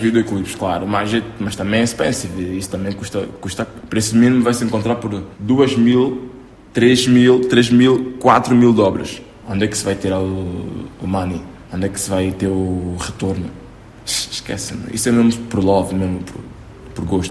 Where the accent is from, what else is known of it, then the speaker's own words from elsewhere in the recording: São Tomé & Príncipe; É a minha terra